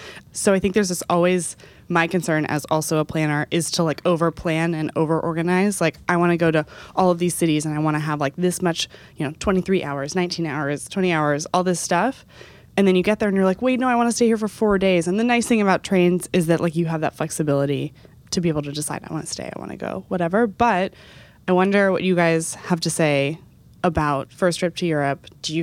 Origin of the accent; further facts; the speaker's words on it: Texas, United States; I grew up in Texas.